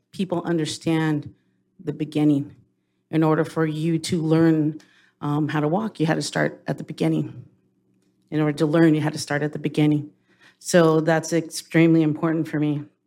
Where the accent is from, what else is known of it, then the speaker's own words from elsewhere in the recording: United States; I'm from Palma. So I'm born and raised on, well, wasn't born on a reservation down the road, but pretty much raised all my life on my reservation.